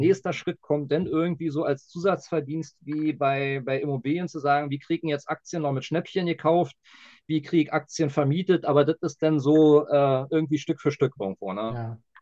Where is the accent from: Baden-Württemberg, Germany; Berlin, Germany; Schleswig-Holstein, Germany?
Berlin, Germany; als Berliner